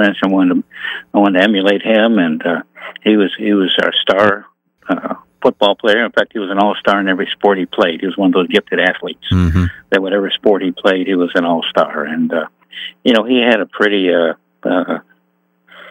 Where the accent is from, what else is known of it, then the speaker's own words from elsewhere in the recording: Niagara Falls, New York, United States; I grew up in Niagara Falls, New York